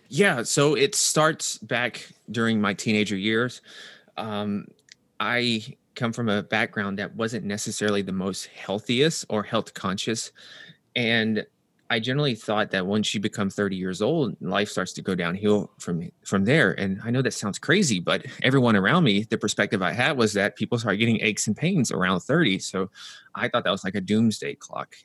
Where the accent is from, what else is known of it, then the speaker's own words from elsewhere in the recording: Nashville, Tennessee, United States; moved away as an adult; also born or lived in New York; I'm from Nashville, Tennessee, so that's the southern U S